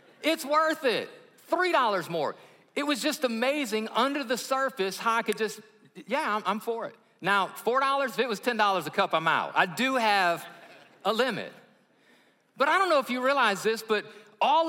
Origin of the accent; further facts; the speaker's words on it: Alabama, United States; I'm from Alabama